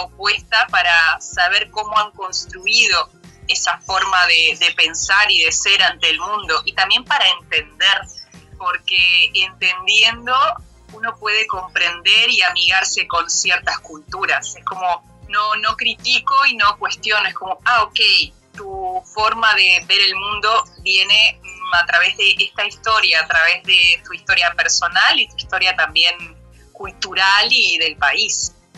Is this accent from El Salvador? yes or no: no; Sarandí del Yí, Durazno, Uruguay; moved away as an adult; also born or lived in Montevideo, Uruguay; now in Spain; estoy en mi pueblo, eh, que se llama Ni Sarandí del Sí, que está en el departamento de Durazno. Aquí nací